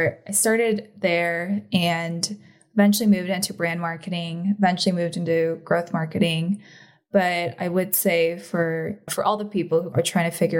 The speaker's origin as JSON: {"language": "English", "area": "the Bay Area", "region": "California", "country": "United States", "tie": "born or raised there", "also_born_or_lived": "Korea", "said": "growing up in the Bay"}